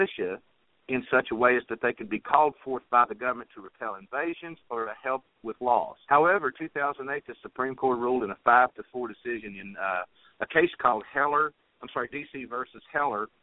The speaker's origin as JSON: {"language": "English", "region": "West Virginia", "country": "United States", "tie": "born or raised there", "said": "when I was a little boy growing up in West Virginia"}